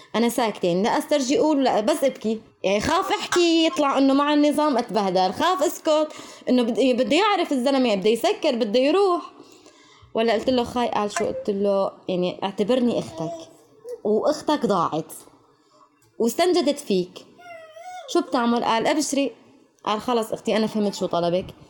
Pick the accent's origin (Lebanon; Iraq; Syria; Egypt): Syria; Damascus, Damascus Governorate; moved away as an adult; also born or lived in Aleppo / Turkey; أنا من الشام أهلي بالشام